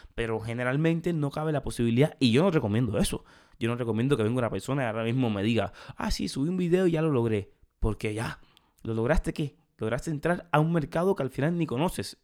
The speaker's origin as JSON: {"language": "Spanish", "country": "Cuba", "moved": "yes", "said": "En mi país, en Cuba, hay muchísimo talento"}